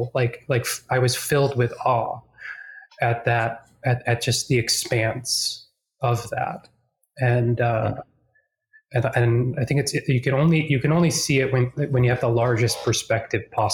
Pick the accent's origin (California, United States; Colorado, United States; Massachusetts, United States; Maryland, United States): Massachusetts, United States; Boston; now in Charlotte, United States; I'm originally from Boston, or just outside of Boston